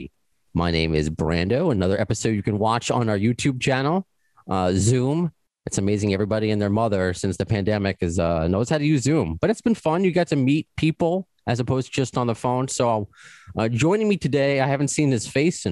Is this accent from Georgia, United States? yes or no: no; New York, United States; also born or lived in Long Island; I'm a New Yorker